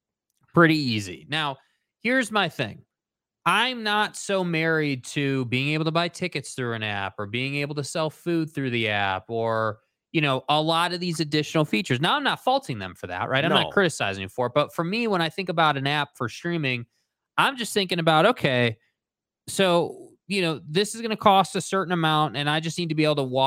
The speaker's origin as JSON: {"language": "English", "region": "Utah", "country": "United States", "said": "I'm from Utah. I'm a local guy."}